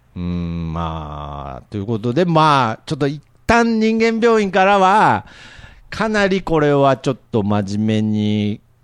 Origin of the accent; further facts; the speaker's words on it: Nagoya area, Aichi, Japan; 僕の実家、まあ、今も同じとこ住んでるんですけれど、うん、あのー、電車が、最寄りの電車がなくて、バスなんですよ。うん、はいはい。で、機関バスに乗って、こう、栄っていう、まあ、名古屋の都市から帰ってくる方面の